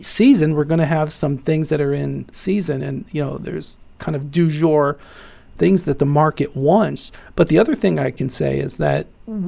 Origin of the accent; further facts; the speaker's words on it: Midwest of the United States, United States; also born or lived in Ohio; Born and raised in the Midwest of the United States. I've lived in Ohio for most of my life.